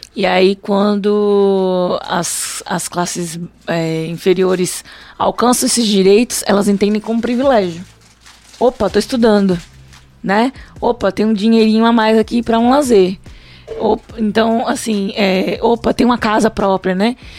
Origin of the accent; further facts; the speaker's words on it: Brazil; eu sou brasileira